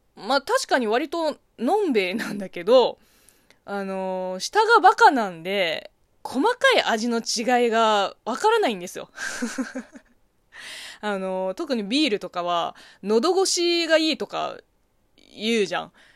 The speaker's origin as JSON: {"language": "Japanese", "country": "China", "tie": "born or raised there", "second_language": "Japanese", "moved": "yes", "said": "国生まれ、中国育ちの私"}